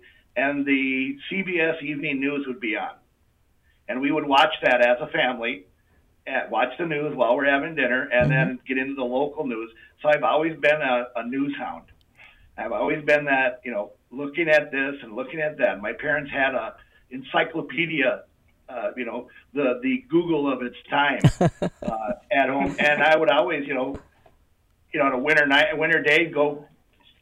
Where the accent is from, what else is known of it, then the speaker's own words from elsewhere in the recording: Brooklyn Center, Minnesota, United States; also born or lived in Mora, Minnesota; I grew up in Brooklyn Center